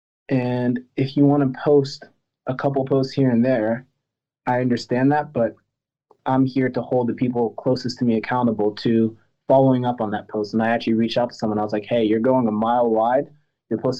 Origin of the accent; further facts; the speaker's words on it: United States; also born or lived in France; I wasn't born in America. I was born in France. My parents are from Cameroon and Madagascar